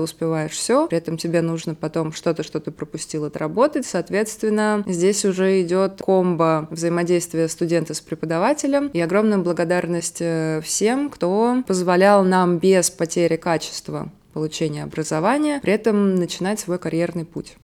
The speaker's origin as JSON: {"language": "Russian", "region": "Moscow", "country": "Russia", "said": "Я изначально из Москвы, соответственно, когда училась в бакалавриате, я жила с родителями"}